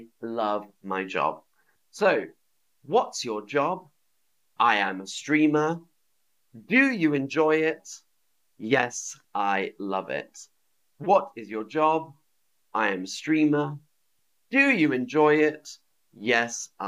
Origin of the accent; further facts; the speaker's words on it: London, United Kingdom; I am from London. I am from London.